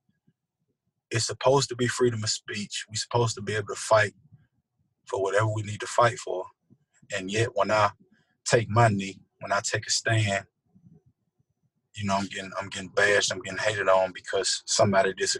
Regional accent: United States; I was born in America

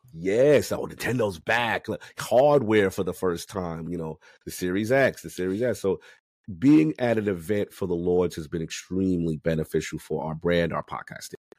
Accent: New York City, New York, United States; growing up in the South Bronx

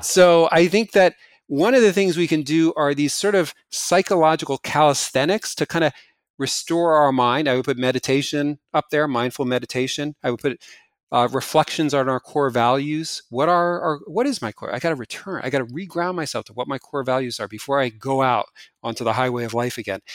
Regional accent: New Jersey, United States; moved away; New Jersey, my hometown

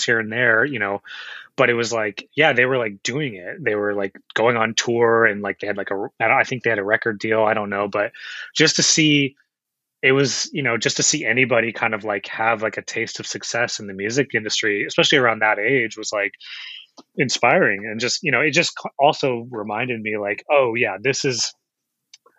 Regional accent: Chino Hills, California, United States; I'm actually up from Inland Empire, Chino Hills is where I grew up.

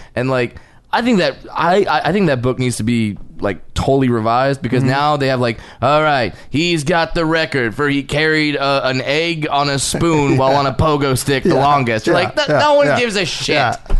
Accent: Tyler, Texas, United States; Growing up in Tyler, Texas.

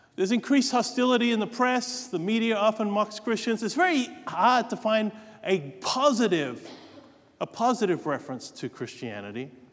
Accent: Australia; moved away; Australia, in my home state there

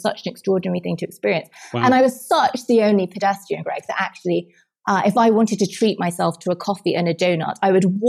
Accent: England, United Kingdom; moved away as an adult; now in New York, United States; being English

